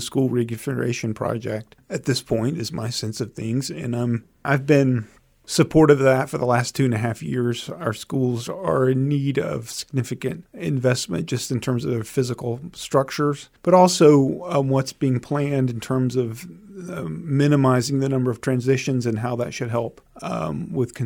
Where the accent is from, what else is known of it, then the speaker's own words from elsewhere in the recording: Albany, Georgia, United States; moved away as an adult; now in Charlottesville, United States; I grew up in the Deep South, a town called Albany, Georgia.